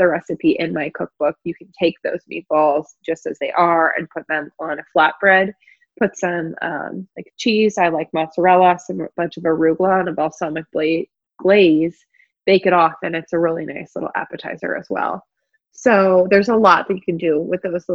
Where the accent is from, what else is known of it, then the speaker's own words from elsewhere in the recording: Philadelphia, Pennsylvania, United States; moved away as an adult; also born or lived in the South (US); I'm from the Philadelphia area, was living down south. And when I moved back up, I lived with them just for a little bit.